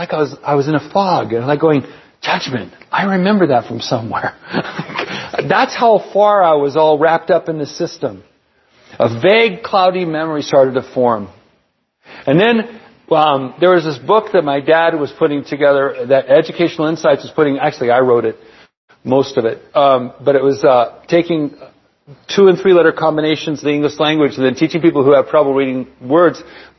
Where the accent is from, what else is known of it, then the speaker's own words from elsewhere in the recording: Palm Springs, California, United States; also born or lived in San Bernardino; at Palm Springs High School. We moved out from San Bernardino and then moved out to Palm Springs.